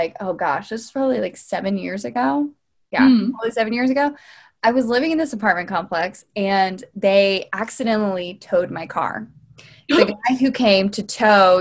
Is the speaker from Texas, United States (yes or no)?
no; Louisiana, United States; I grew up in Louisiana